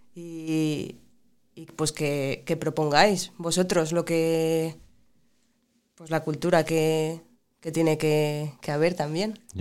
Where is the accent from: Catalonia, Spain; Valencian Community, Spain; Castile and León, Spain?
Catalonia, Spain; Barcelona; now in Oviedo, Spain; yo nací en Barcelona, pero, llevo en Oviedo años, bastantes.